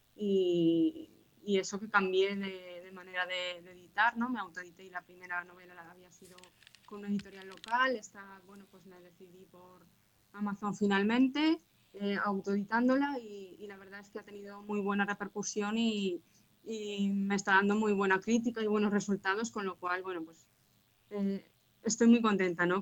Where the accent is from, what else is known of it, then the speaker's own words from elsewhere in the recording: Zaragoza, Aragon, Spain; soy una escritora zaragozana, nací en Zaragoza